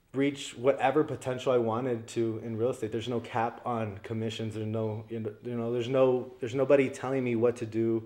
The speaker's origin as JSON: {"language": "English", "town": "El Paso", "region": "Texas", "country": "United States", "also_born_or_lived": "Florida", "moved": "as an adult", "said": "ended up just coming back to visit in El Paso, visit some family for a month, and I ended up staying"}